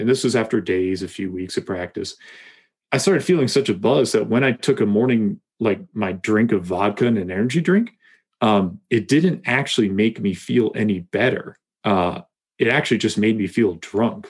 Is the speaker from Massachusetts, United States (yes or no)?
yes; Massachusetts, United States; now in Colorado, United States; I grew up in Massachusetts